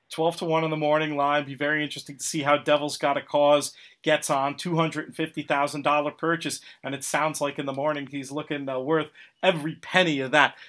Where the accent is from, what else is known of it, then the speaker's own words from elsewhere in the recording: Port Washington, New York, United States; growing up in Port Washington